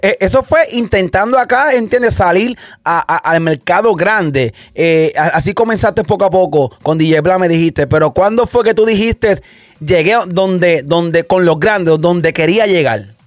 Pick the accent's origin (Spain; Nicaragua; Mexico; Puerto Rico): Puerto Rico; Santa Isabel; yo soy de Santa Isabel, Puerto Rico, yo soy de ahí mismo también